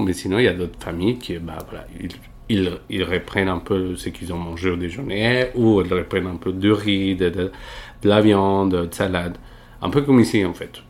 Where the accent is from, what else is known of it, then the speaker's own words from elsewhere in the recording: Medellín, Antioquia, Colombia; French is a second language; moved away as an adult; now in Paris, France; je viens de, de Medellín, donc c'est la deuxième ville de Colombie